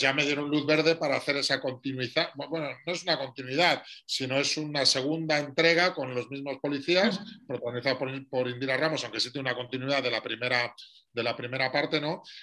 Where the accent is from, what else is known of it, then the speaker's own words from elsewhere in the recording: Madrid, Community of Madrid, Spain; Soy madrileño de 49 años